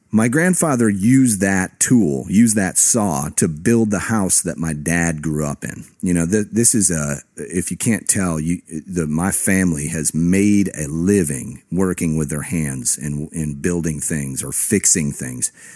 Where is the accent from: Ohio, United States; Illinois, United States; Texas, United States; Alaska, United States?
Illinois, United States; Rockford; my hometown of Rockford, Illinois